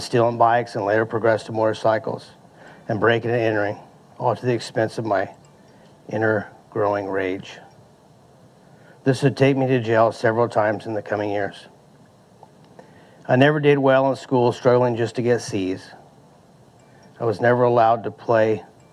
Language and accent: English; Modesto, California, United States; I was born in 1970 in Modesto, the oldest child of a family of six children